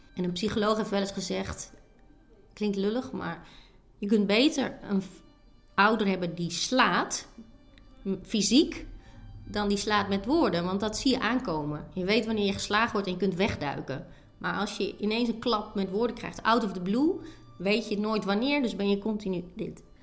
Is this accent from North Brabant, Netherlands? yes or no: no; Sappemeer, Groningen, Netherlands; Sappemeer, een dorp in Oost-Groningen. Maar mijn ouders waren import